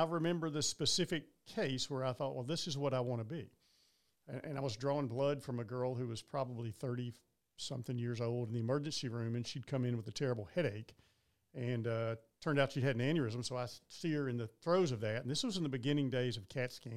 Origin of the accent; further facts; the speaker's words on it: Arab, Alabama, United States; moved away as an adult; also born or lived in Birmingham, Alabama; now in Columbus, United States; I grew up in Arab, which is a pretty small town